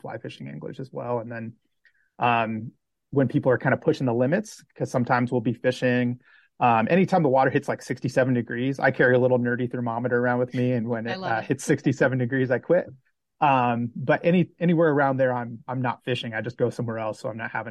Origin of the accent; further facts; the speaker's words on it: Washington, United States; now in Montana, United States; I actually grew up in Washington. So I grew up in the Pacific Northwest before moving over to Montana.